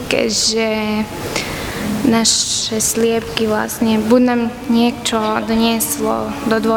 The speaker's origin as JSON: {"language": "Slovak", "town": "Janovce", "country": "Slovakia", "said": "Pochádzam z Janoviec."}